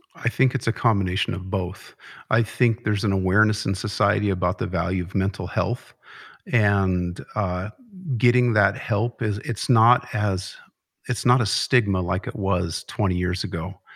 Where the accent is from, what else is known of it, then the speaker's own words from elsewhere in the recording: Conrad, Montana, United States; I grew up in Conrad, so not far from home for me